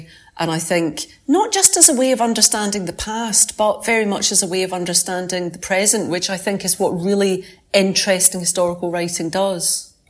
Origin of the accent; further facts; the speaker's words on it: Scotland, United Kingdom; Not in Scotland. I'm a Scottish lawyer.